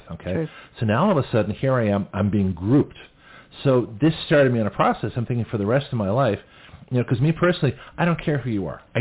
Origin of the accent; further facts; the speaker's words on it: Canada; now in United States; So nobody knew I was from Canada to Australia to the United States. And so here I am. I've been in the country four years